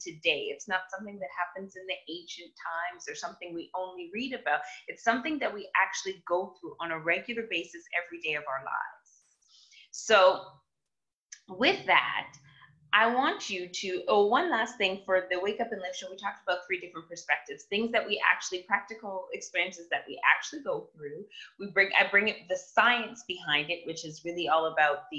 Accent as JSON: {"language": "English", "town": "Toronto", "region": "Ontario", "country": "Canada", "said": "I come from Toronto, Canada"}